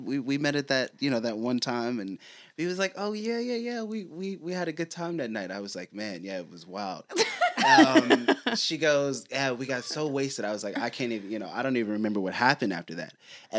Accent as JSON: {"language": "English", "town": "Houston", "region": "Texas", "country": "United States", "tie": "born or raised there", "said": "I'm from, I grew up in Houston."}